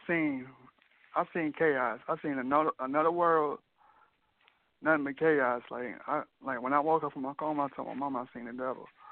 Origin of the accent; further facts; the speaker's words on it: Rockford, Illinois, United States; now in Iowa, United States; I live in Iowa. I'm from Rockford, Illinois